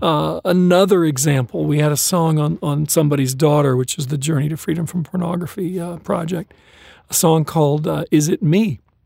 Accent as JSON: {"language": "English", "region": "Southern California", "country": "United States", "tie": "born or raised there", "also_born_or_lived": "Kokomo, Indiana", "said": "I grew up in California"}